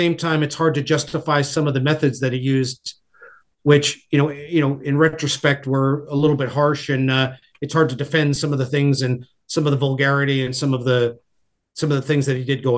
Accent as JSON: {"language": "English", "region": "New York", "country": "United States", "also_born_or_lived": "Bloomington, Indiana", "said": "I always refer to myself as a New Yorker with Midwestern sensibilities"}